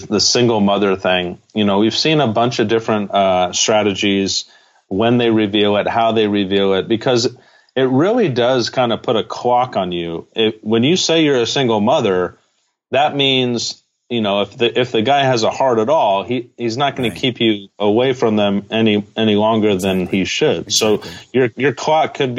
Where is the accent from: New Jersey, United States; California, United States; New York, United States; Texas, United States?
California, United States; Brea; I grew up in Orange County